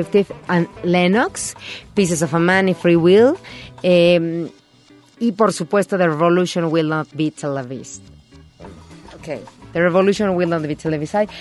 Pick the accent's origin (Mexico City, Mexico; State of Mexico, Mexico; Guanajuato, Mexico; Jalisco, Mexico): State of Mexico, Mexico; Naucalpan; mi pueblo, Naucalpan